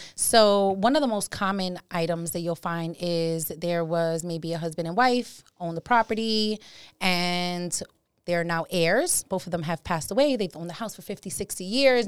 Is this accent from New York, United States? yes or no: yes; New York City, New York, United States; moved away as an adult; now in Hudson Valley, United States; Born and raised in the Bronx.